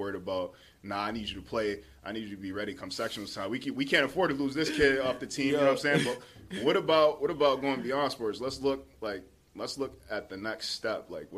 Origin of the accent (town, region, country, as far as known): Utica, New York, United States; born or raised there